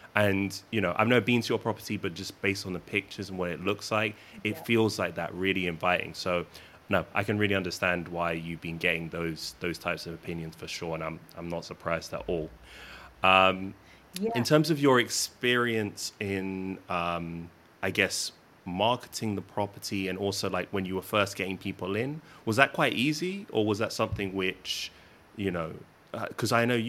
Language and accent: English; London, United Kingdom; I'm originally from London. I'm a city guy